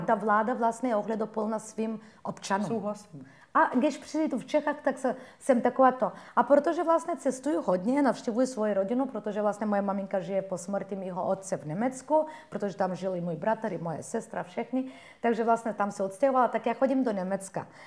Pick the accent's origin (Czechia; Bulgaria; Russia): Bulgaria; Czech is a second language; now in Czech Republic; No, já jsem Turkyně z Bulharska.